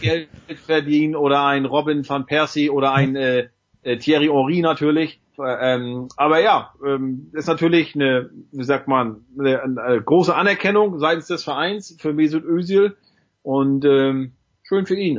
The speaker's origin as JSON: {"language": "German", "region": "East Germany", "country": "Germany", "said": "bei uns im Osten"}